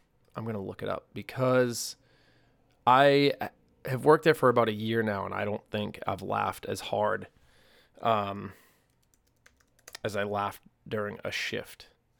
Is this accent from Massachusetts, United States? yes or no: yes; Massachusetts, United States; now in Nashville, United States; Like, I know growing up on the North Shore, there was really just, like, the Salem Jazz and Soul Festival in August, which was great.